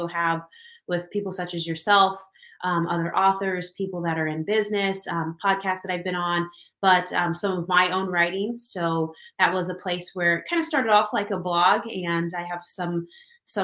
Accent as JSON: {"language": "English", "town": "Kansas City", "region": "Kansas", "country": "United States", "tie": "born or raised there", "said": "I am from Kansas City. Kansas, on the Kansas side, and I've been here my whole life."}